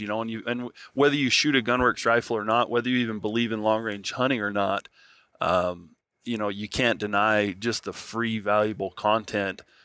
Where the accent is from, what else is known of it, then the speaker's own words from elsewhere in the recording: Nevada, United States; I grew up in Nevada